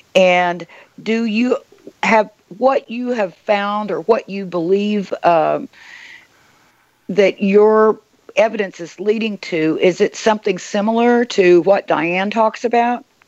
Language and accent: English; Oklahoma, United States; I grew up in Oklahoma